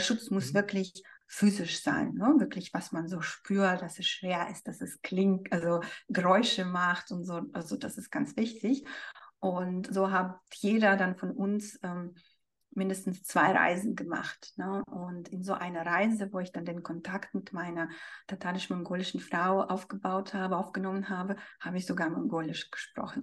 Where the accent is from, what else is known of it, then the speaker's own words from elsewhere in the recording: Siberia, Russia; moved away; also ich bin selbst in Sibirien geboren, ne? ich bin ein sibirisches Mädchen